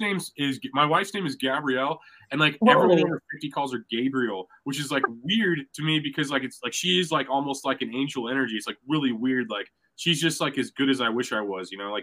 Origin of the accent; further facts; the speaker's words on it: Ireland; I can't do it. I'm Irish, man. That's how we say goodbye.